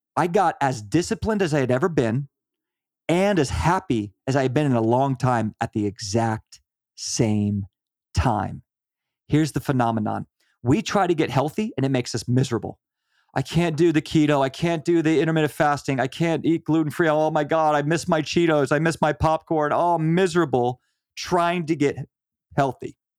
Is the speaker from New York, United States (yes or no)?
no; Virginia, United States; We are from Virginia